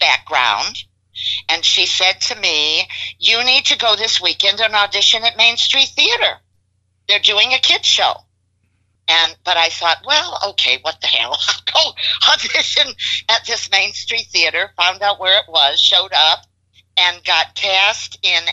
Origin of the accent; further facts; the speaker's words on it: Chicago, Illinois, United States; moved away as an adult; now in Houston, United States; I was born and raised in Chicago. I left there in 1970